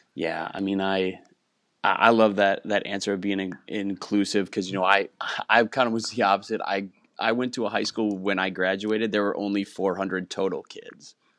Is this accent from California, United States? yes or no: no; Wisconsin, United States; moved away as an adult; also born or lived in Houston, Texas; I grew up in Wisconsin, and I'm, I'm back living about an hour from where I grew up after eight years in Houston